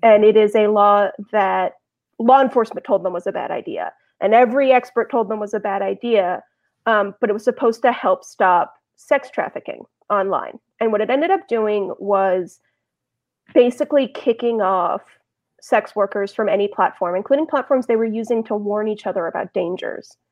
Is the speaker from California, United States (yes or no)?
yes; Los Angeles, California, United States; also born or lived in New York; now in Bay Area, United States; I'm from Los Angeles